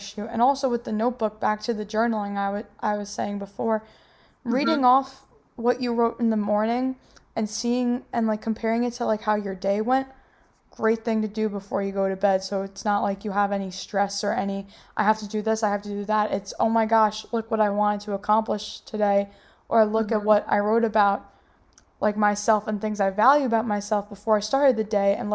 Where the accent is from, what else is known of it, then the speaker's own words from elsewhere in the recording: New York, United States; I'm from New York